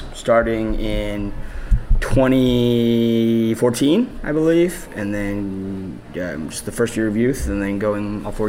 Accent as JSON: {"language": "English", "town": "Kansas City", "country": "United States", "tie": "born or raised there", "also_born_or_lived": "Oklahoma", "said": "I was born in Oklahoma, moved to Kansas City"}